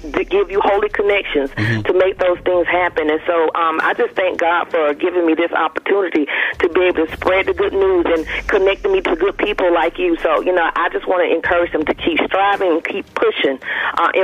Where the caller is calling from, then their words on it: Conyers, Georgia, United States; I'm calling you from Conyers, Georgia